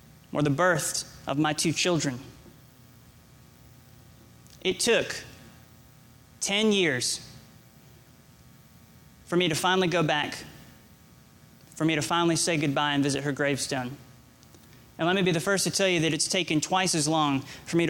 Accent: Georgia, United States; also born or lived in Nebraska; I lived in Nebraska. Suddenly, I was moved from Nebraska to Georgia

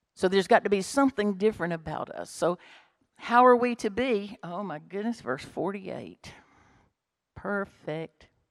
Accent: Bremen, Georgia, United States; if I'd grown up in Bremen, if I was born in Bremen

